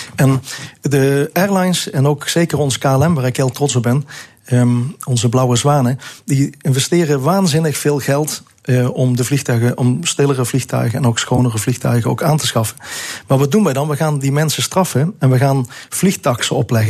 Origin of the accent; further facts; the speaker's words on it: South Limburg, Netherlands; Ik kom uit Zuid-Limburg vandaan